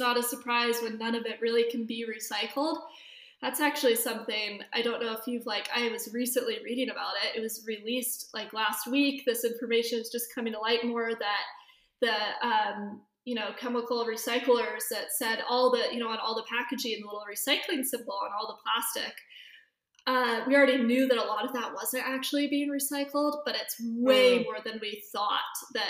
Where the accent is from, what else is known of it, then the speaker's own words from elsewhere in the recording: Bend, Oregon, United States; also born or lived in San Diego, California; now in Los Angeles, United States; I grew up in Bend, Oregon